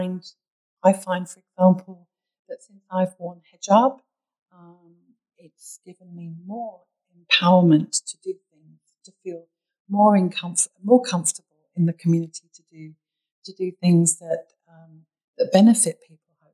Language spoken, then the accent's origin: English; United Kingdom; accent: British; also born or lived in Bahrain; now in Sydney, Australia; my British accent always gives it away as well